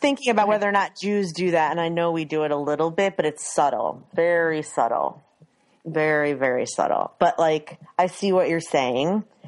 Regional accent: Maryland, United States; now in Philadelphia area, United States; I grew up in Maryland and now I live near Philly

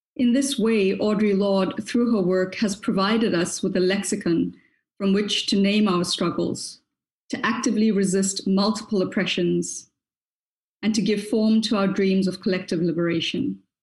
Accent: South Africa; I am a South African Black woman and woman of color

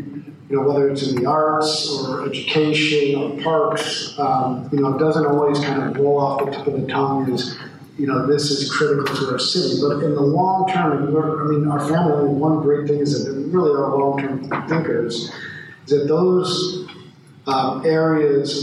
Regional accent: Montreal, Quebec, Canada; now in Louisville, United States; I actually grew up in Montreal. My mother's Canadian. A long line of … from Ireland. And while I was born in Louisville, I grew up in Canada.

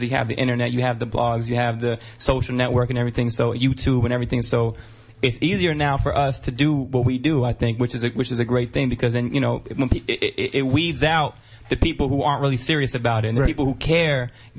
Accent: Byram, Connecticut, United States; Byram, Connecticut.

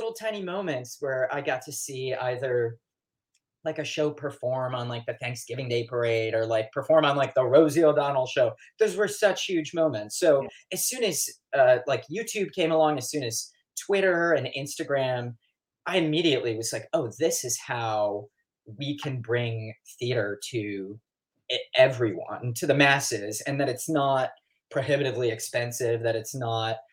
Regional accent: Detroit, Michigan, United States; Detroit proper, actually. Right in Detroit. I think I'm like fourth generation.

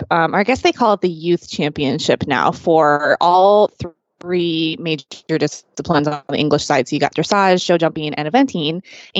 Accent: St. Louis, Missouri, United States; now in San Diego, United States; I'm from St. Louis

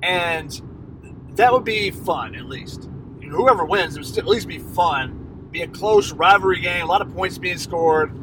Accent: Atlanta, Georgia, United States; I'm from Atlanta

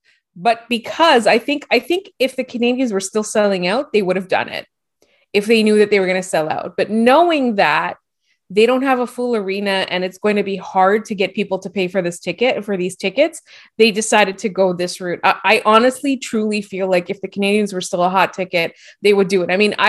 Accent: Lebanon; And I, as a Lebanese person, like a one, and I grew up in the Middle East, I can 100% vouch for their shawarma.

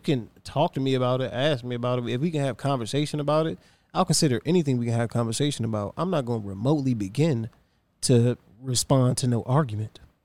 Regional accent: Virginia, United States; I'm from Virginia

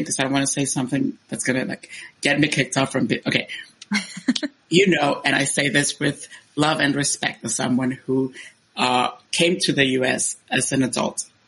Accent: Honduras; moved away as an adult; I was born in Honduras and I stayed there until I was uh, 18 years old

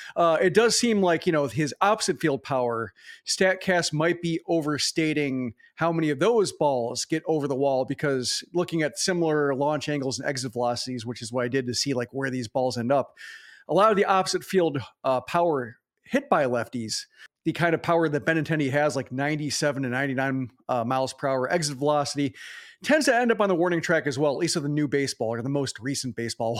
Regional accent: Tennessee, United States; moved away; we're from Tennessee

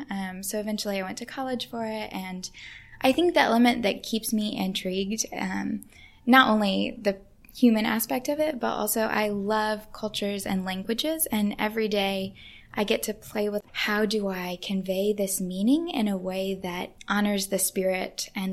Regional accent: England, United Kingdom; And eventually they welcomed me to come visit their home, which was a really big deal as an English person.

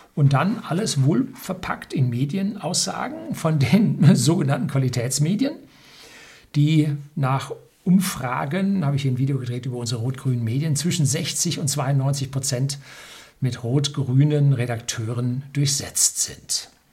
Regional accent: Bavaria, Germany; bei uns in Bayern

